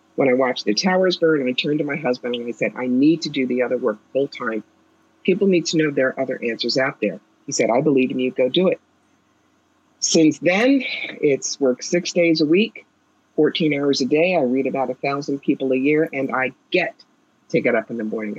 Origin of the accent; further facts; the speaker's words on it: New York, United States; now in Albany, United States; I'm a New Yorker.